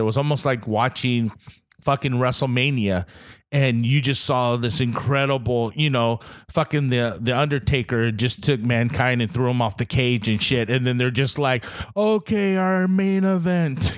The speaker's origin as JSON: {"language": "English", "country": "Guam", "moved": "yes", "said": "I'm from Guam, I'm from this small little island in the middle of nowhere"}